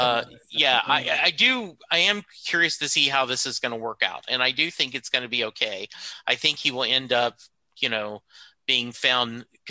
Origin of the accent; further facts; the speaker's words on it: Louisiana, United States; And Joe LeBlanc is one of the covers I'm chasing because I grew up in Louisiana.